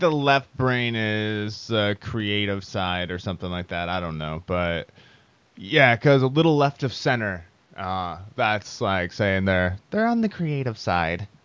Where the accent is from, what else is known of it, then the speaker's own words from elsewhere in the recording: Iowa, United States; I am from Iowa.